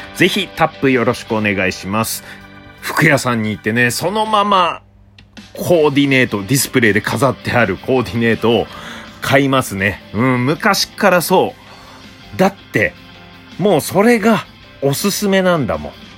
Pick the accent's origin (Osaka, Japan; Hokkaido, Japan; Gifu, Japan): Hokkaido, Japan; Obihiro; now in Tokyo, Japan; 僕の出身地、帯広